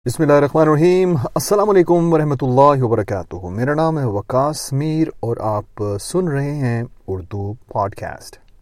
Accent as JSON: {"language": "Urdu", "town": "Lahore", "region": "Punjab", "country": "Pakistan", "tie": "born or raised there", "also_born_or_lived": "Gujrat", "moved": "yes", "said": "جب میں پاکستان میں تھا میں لاہور میں پیدا ہوا تھا کچھ عرصہ لاہور میں رہا کچھ عرصہ گجرات میں رہا"}